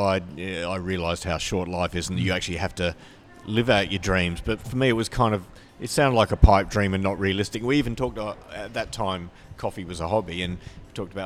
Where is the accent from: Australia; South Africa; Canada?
Australia; Adelaide, South Australia; born or raised there; also born or lived in Perth